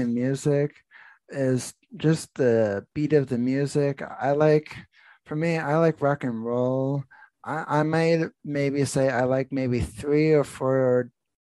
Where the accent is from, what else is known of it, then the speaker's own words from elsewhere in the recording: New Jersey, United States; moved away; also born or lived in Pennsylvania; I grew up in New Jersey